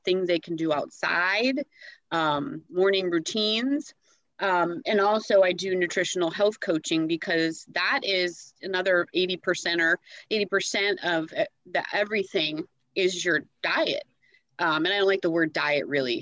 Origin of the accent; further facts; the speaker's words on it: Milwaukee, Wisconsin, United States; moved away as an adult; also born or lived in Jackson / Tampa Bay, Florida; now in Dunedin, United States; I'm actually from Wisconsin originally. A lot of my family's still up there being very cold. But I kind of threw out when I was about 18, 19 years old